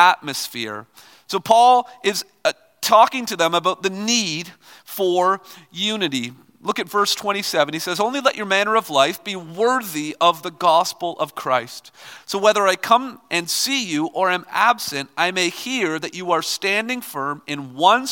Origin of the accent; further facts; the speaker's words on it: Toronto, Ontario, Canada; I'm from Toronto